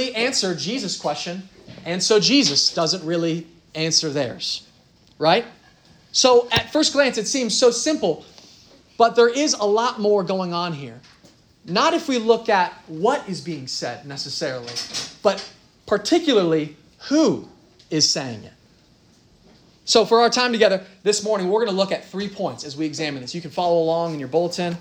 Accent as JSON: {"language": "English", "town": "Dublin", "region": "Ohio", "country": "United States", "said": "I'm from Dublin, Dublin, Ohio."}